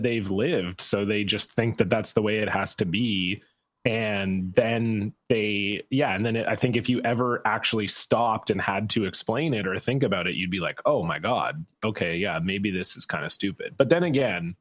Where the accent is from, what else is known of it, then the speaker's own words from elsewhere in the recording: Canada; we're both Canadian